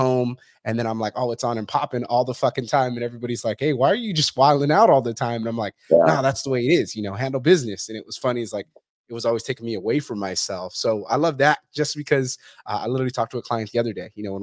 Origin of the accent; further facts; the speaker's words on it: Fresno, California, United States; I'm from Fresno